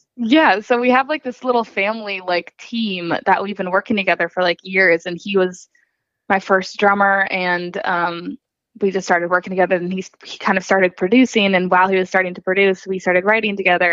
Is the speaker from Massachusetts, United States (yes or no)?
yes; Hopkinton, Massachusetts, United States; moved away as an adult; now in Nashville, United States; I'm actually from outside of Boston, Massachusetts. Um, so I grew up in Hopkinton, Mass, and went to high school there